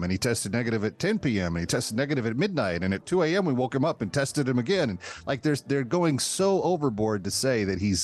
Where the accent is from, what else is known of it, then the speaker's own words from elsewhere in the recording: Texas, United States; growing up in Texas